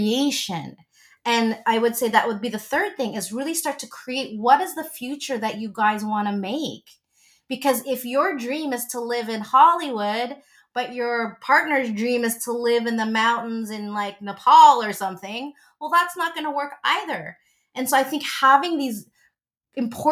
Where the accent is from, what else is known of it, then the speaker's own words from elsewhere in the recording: Philippines; I'm Filipino